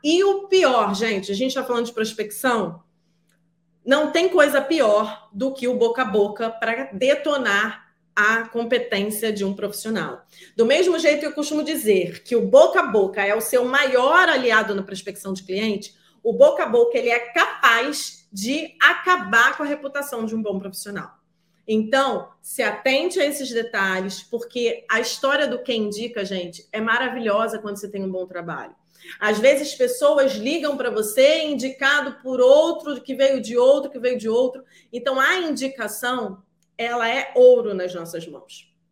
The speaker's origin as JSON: {"language": "Portuguese", "region": "Rio de Janeiro", "country": "Brazil", "said": "sou do Rio de Janeiro"}